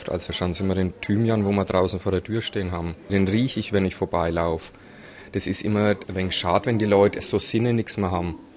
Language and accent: German; Bavaria, Germany; Wir kommen aus dem Berchtesgadener Land